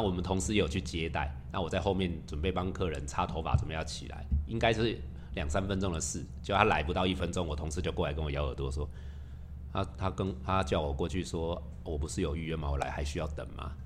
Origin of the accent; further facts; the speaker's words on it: southern Taiwan, Taiwan; 我们是南部小孩长大的